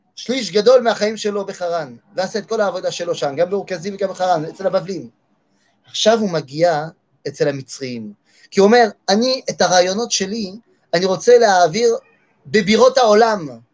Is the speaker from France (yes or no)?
yes; France; moved away; אני גדלתי בצרפת.